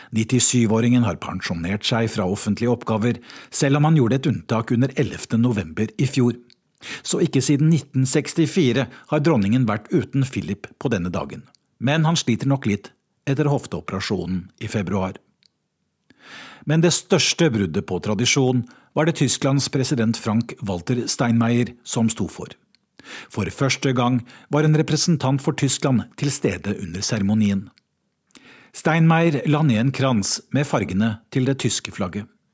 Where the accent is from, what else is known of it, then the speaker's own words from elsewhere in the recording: Norway; moved away as an adult; now in London, United Kingdom; oss nordmenn